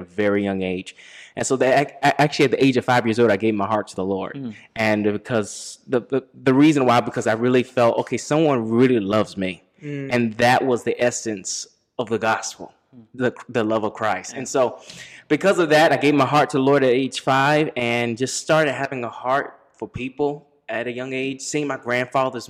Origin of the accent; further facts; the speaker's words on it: D.C., Maryland, United States; I grew up in Maryland, right outside Washington, D.C.